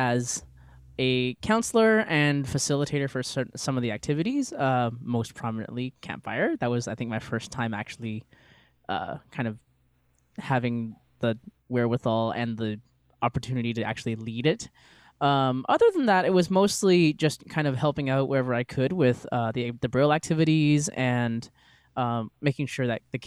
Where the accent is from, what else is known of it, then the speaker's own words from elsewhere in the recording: Vancouver, British Columbia, Canada; I am from Vancouver.